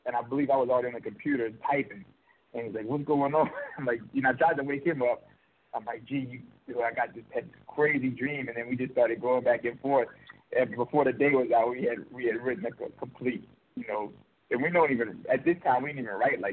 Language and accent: English; New Orleans, Louisiana, United States; I'm actually from New Orleans